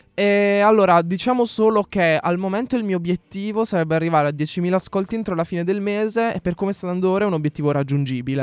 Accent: Apulia, Italy; moved away; also born or lived in Milan; io sono pugliese, che sono in Puglia

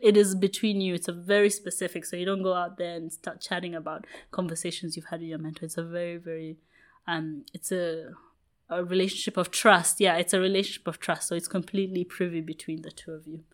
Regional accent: Kenya; moved away; also born or lived in United Kingdom; I grew up in Kenya

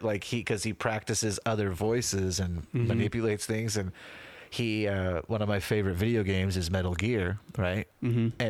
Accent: Utah, United States; We grew up in Utah County, Utah

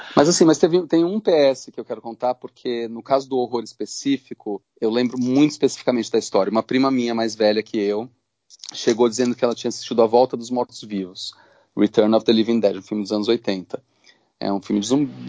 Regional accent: São Paulo, Brazil; eu, um moleque no subúrbio de São Paulo

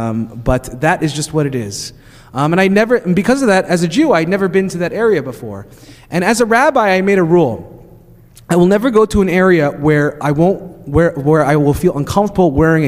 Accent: Long Island, New York, United States; I grew up in Long Island. My school is 30% Jewish, as happens in Long Island.

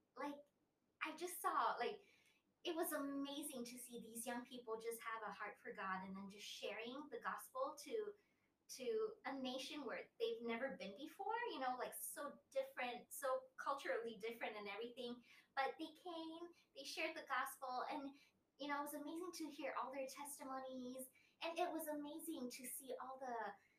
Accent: Thailand; also born or lived in Italy; I was born in Italy. And I came to Thailand when I was 6 years old.

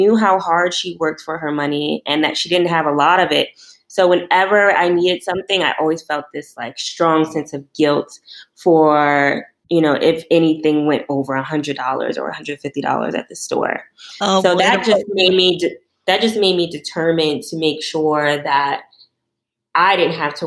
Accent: New York, United States; I'm from New York, and I grew up with my mom and my brother

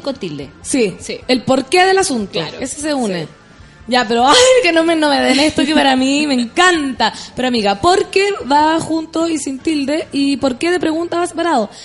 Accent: Chile; Yo soy chilena, chilena.

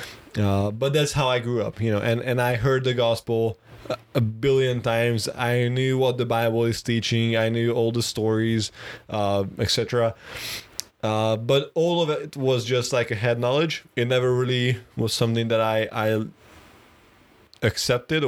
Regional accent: Budapest, Hungary; I was born in Budapest, which is the capital city of Hungary

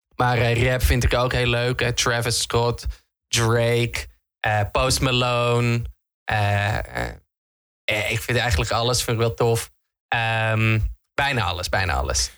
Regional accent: Netherlands; Ik ben een Hollander

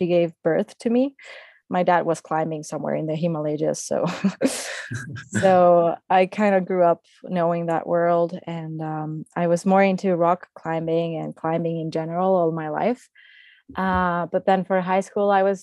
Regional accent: Mexico; my hometown, which is also in the mountains

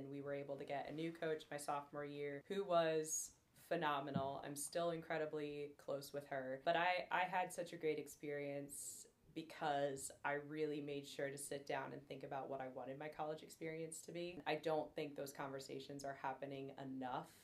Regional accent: Northeast Pennsylvania, United States; moved away as an adult; now in Danville, United States; I'm originally born and raised Northeast Pennsylvania

